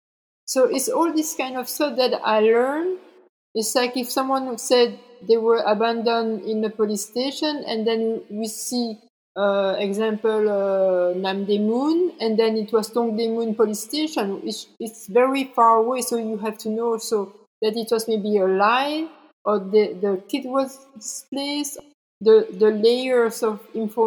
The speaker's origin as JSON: {"language": "English", "country": "Belgium", "tie": "born or raised there", "also_born_or_lived": "South Korea", "said": "I'm from Belgium"}